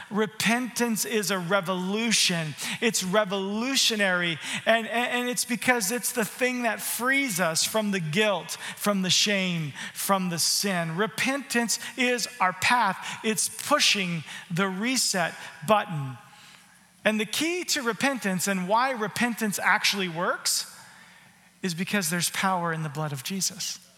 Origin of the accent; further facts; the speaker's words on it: Canada; How can I not say sorry? I'm a Canadian. The first thing I say is sorry.